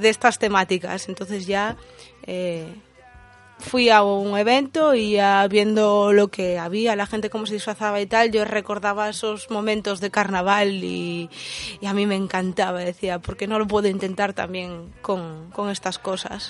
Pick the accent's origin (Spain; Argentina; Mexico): Spain; Asturias; en la zona de donde soy yo, de Asturias